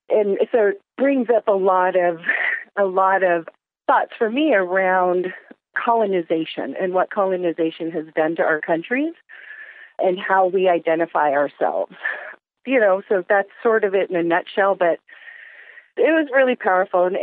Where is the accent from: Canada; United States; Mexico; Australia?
Mexico; on this side of the border, I'm just a Mexican, but on that side of the border, I'm an Indian. So it, it's a notion that I've been essentially raised with.